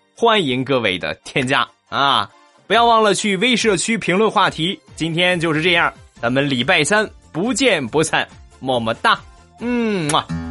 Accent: Shandong, China; 我们山东人都是直的

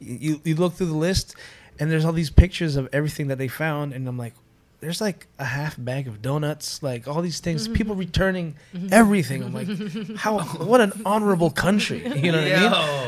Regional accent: Philippines; But I'm fully Filipino

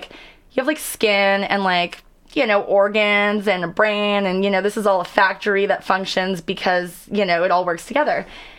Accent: Canada; also born or lived in Los Angeles, United States; Like, I travel all over the world, and people don't think I'm Canadian. They're like, are you from California?

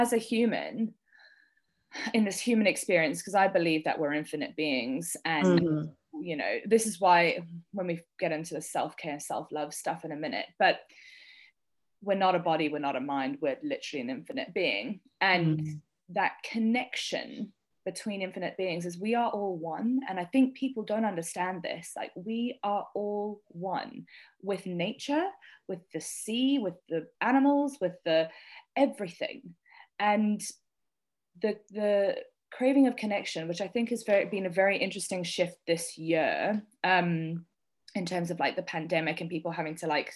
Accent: South Africa; I'm from South Africa

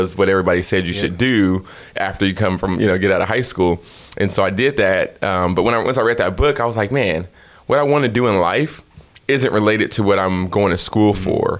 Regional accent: Fresno, California, United States; also born or lived in Bay Area, California / Reno; when I was 6 years old, we moved to Fresno. We lived on the west side of Fresno

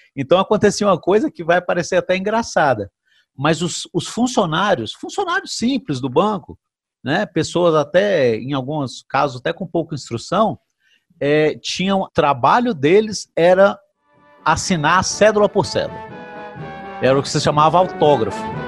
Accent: Brasília, Federal District, Brazil; eu, particularmente, que sou natural de Brasília

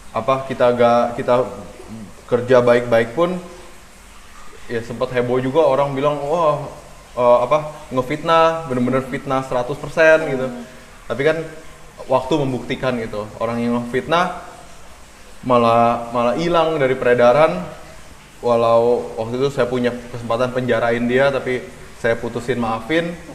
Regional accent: Indonesia; saya lahir dan besar di Indonesia

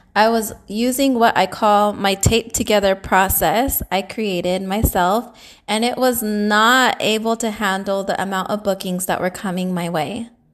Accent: San Jose, California, United States; I was born and raised in San Jose, California.

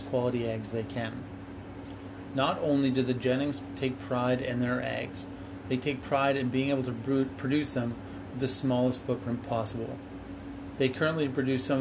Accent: Canada; as Canadians

